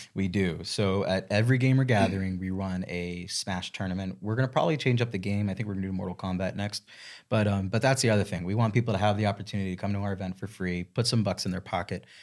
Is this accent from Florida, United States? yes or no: yes; Miami Beach, Florida, United States; moved away as an adult; also born or lived in New York City; now in Charlotte, United States; I'm originally from Miami Beach. I moved to Charlotte two years, three years ago now.